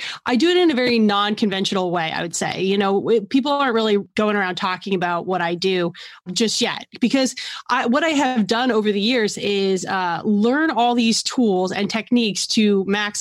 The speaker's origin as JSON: {"language": "English", "town": "New York City", "region": "New York", "country": "United States", "said": "I'm from New York City"}